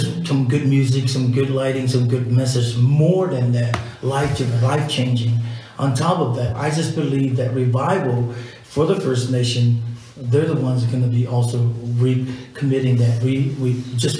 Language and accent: English; Samoa; moved away; I'm from Samoa